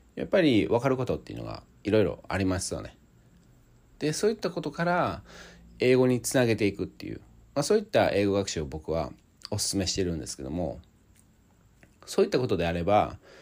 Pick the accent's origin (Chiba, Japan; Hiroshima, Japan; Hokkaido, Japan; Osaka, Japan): Osaka, Japan; 出身大阪なんですけども